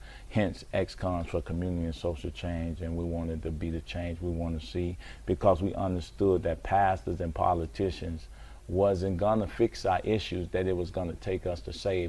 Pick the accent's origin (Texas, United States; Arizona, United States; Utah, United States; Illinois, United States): Illinois, United States; Chicago; Born and raised in Chicago, Inglewood, and man, all my life.